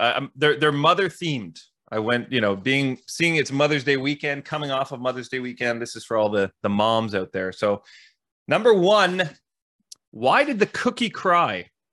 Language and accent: English; Ottawa, Ontario, Canada; I grew up in the East End. So I'm now in the West End. And to your point, Dave, it was a big shift to go from East Ottawa to West Ottawa